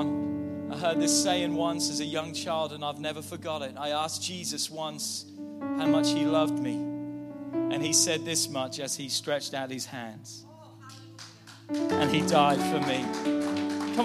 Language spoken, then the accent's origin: English; England, United Kingdom; moved away as an adult; now in United States; I'm from God's country. I'm from England. I've been in America 21 years now